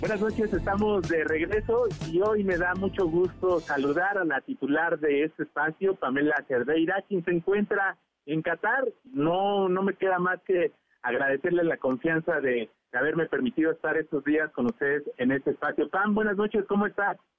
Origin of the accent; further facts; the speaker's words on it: Mexico; nosotros como mexicanos